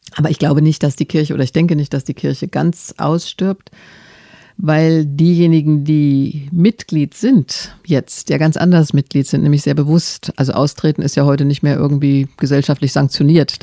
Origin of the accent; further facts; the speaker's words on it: Germany; ich bin gerne Deutsche